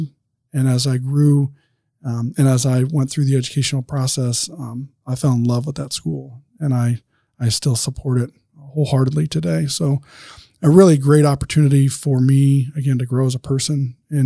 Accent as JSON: {"language": "English", "town": "Angola", "region": "Indiana", "country": "United States", "tie": "born or raised there", "also_born_or_lived": "Detroit, Michigan", "lives_now": "Gas City, United States", "said": "grew up in Angola, really my whole life, obviously, in Angola"}